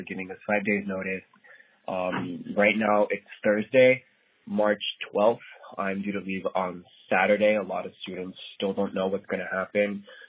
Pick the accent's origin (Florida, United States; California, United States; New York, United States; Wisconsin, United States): Florida, United States; Miami; moved away as an adult; now in Cambridge, Massachusetts, United States; I'm originally from Miami. I grew up in Kendall, Peruvian. I'm a student at Harvard.